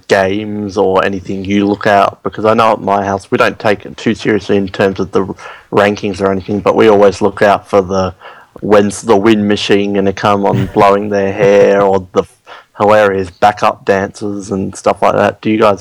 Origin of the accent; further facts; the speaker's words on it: Australia; We are Australian.